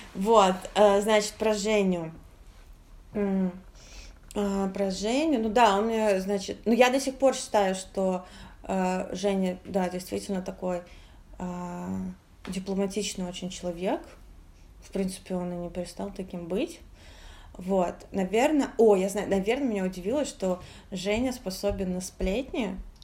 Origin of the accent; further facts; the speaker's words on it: Moscow, Russia; мы все же москвичи